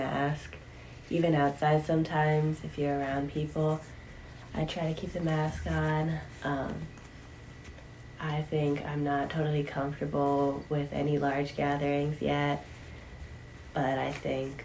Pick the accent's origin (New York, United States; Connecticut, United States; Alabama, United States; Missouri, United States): Connecticut, United States; Wethersfield; I'm from Wethersfield, Connecticut.